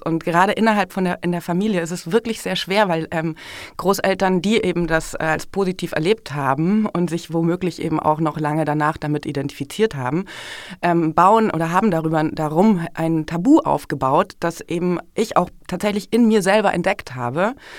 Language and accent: German; Germany; bei uns in Deutschland